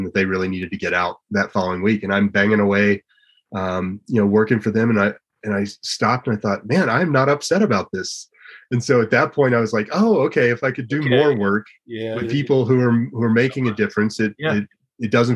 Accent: Gunnison, Colorado, United States; I grew up in Gunnison

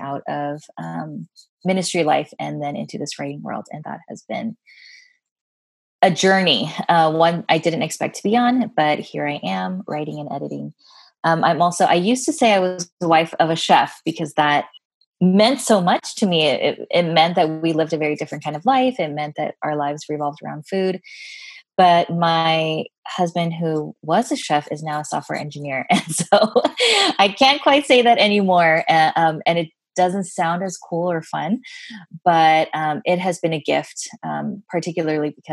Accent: United States; I am Korean American, a second gen, meaning that my parents were the immigrants

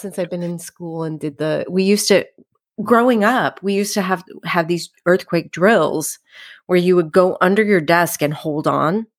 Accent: Los Angeles, California, United States; I grew up in the San Fernando Valley, which is a, uh, suburb of Los Angeles

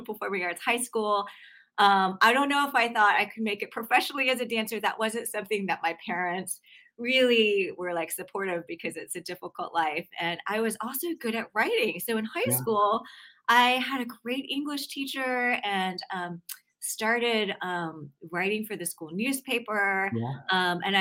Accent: Atlanta, Georgia, United States; I grew up in Atlanta

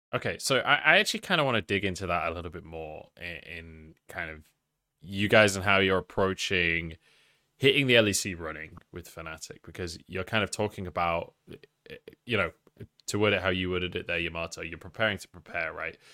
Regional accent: England, United Kingdom; I was scared as an Englishman in Paris

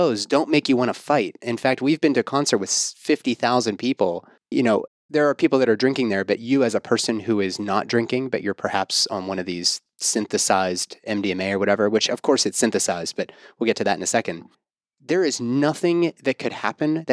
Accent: Pittsburgh, Pennsylvania, United States; I'm from Pittsburgh

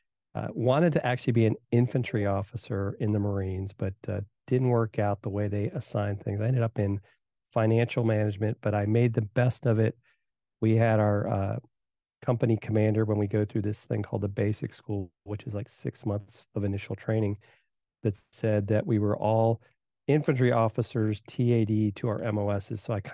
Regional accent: Virginia, United States; also born or lived in Indiana; And so I was born in Indiana. They moved to Virginia, grew up there, played, soccer.

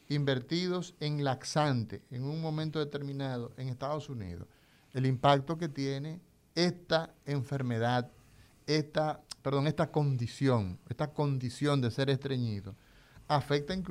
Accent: Cibao, Dominican Republic; yo soy cibaeño.

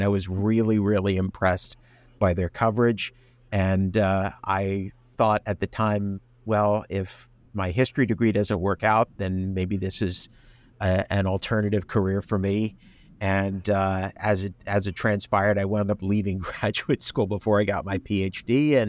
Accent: Long Island, New York, United States; moved away as an adult; also born or lived in Chicago / North Carolina / Washington, D.C. area; now in Houston, United States; I grew up on Long Island.

